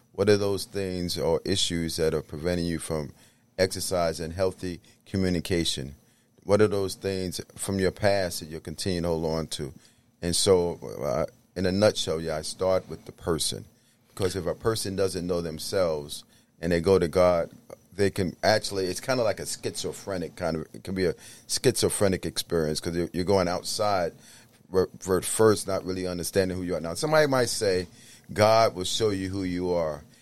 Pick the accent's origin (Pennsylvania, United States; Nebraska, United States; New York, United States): New York, United States; New York City; I grew up, uh, in the Bronx